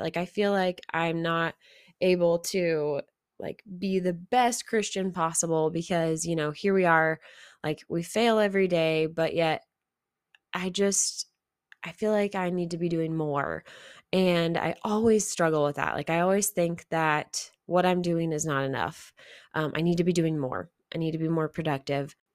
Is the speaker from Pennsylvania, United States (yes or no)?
no; Missouri, United States; there was no one else that I had met that was from Missouri also